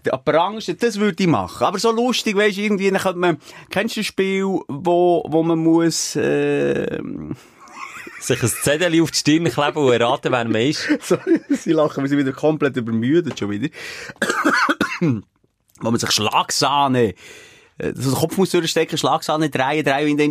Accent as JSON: {"language": "German", "country": "Switzerland"}